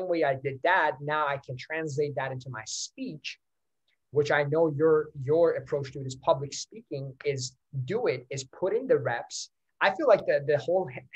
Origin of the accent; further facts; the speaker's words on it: Iran; first language Persian; English is a second language; now in Canada; I was not born in Canada. I was born in Iran. I speak Farsi. That's my language.